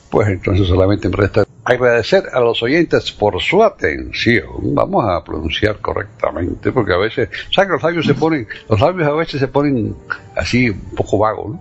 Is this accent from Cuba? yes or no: yes; Cuba; now in United States; yo soy americano, eh, más que cubano hoy en día